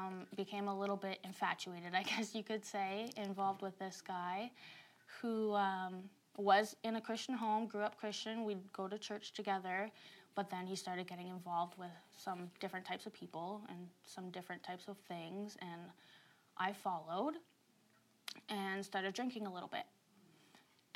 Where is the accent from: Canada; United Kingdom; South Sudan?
Canada; Saint John, New Brunswick; I grew up in St. John, New Brunswick